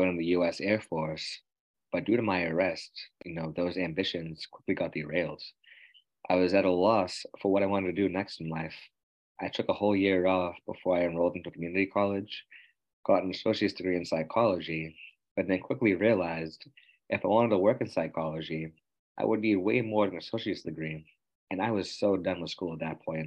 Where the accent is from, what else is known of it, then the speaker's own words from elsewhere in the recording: Quincy, Massachusetts, United States; I was located in my hometown